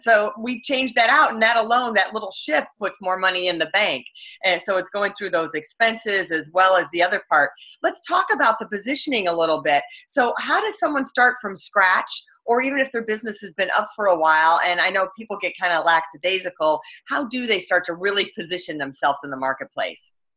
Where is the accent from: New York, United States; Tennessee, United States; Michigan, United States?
Michigan, United States; my hometown, Michigan